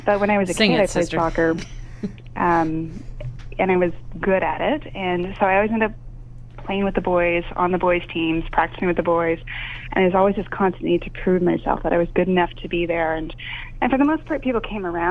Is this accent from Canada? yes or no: yes; Canada; I'm Canadian